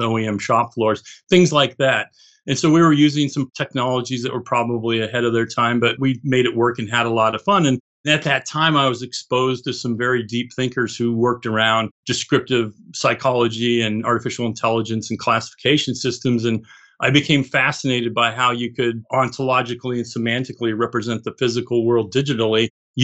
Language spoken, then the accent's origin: English; Boulder, Colorado, United States; I grew up in Boulder, Colorado, and was exposed to digital and computers and a lot of other tech from an early age.